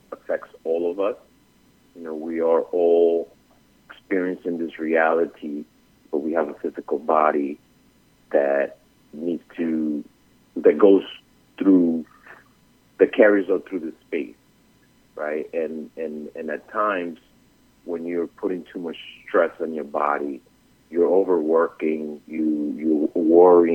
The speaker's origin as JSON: {"language": "English", "town": "New York City", "region": "New York", "country": "United States", "tie": "born or raised there", "also_born_or_lived": "Bogotá, Colombia", "said": "I was born in Bogota, but raised in Brooklyn"}